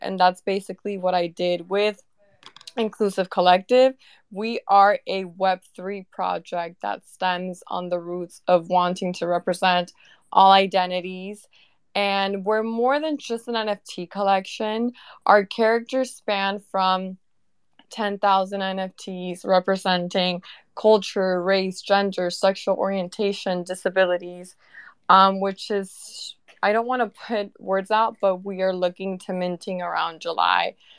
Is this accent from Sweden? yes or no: no; Venezuela; now in United States; I am from Venezuela.